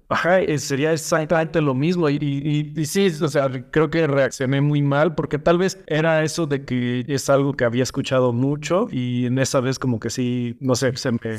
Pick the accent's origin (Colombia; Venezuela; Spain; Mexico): Mexico; como mexicanos, todos tenemos parientes que viven en Estados Unidos